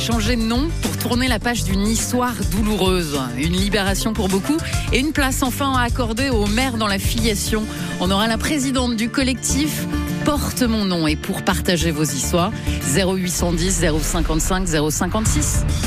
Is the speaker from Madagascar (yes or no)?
yes; Madagascar; now in France; chez nous, à Madagascar